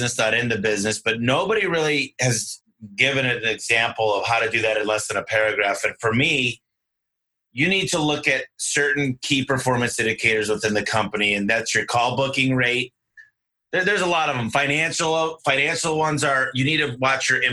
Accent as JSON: {"language": "English", "region": "Michigan", "country": "United States", "moved": "yes", "lives_now": "Arizona, United States", "said": "I'm from Michigan originally"}